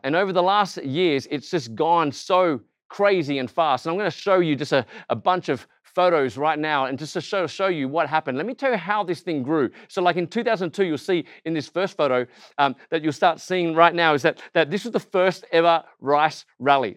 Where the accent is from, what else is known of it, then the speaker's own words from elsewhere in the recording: Australia; accent: Aussie; I look Asian, I sound Aussie, and actually, I'm not just Asian, I am Malaysian because my parents are born just outside of K L in Srunban